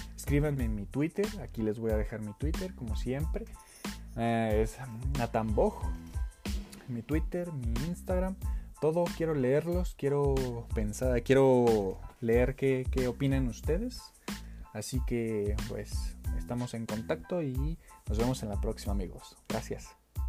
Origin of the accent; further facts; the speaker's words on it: Mexico; en mi país, que es México